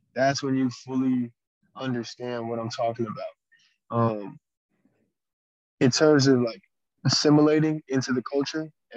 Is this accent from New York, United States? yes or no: no; Las Vegas, Nevada, United States; now in Japan; I was born in Vegas, Las Vegas